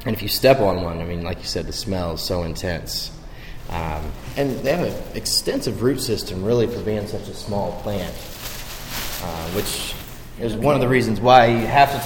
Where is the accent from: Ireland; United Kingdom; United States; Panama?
United States; Indianapolis, Indiana; I grew up in Indianapolis, a bigger city, of course